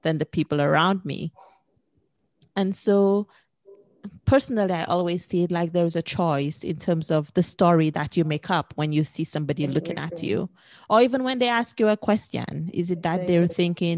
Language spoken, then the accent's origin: English; St. Lucia; now in Prague, Czech Republic; I'm originally from the Caribbean, from St. Lucia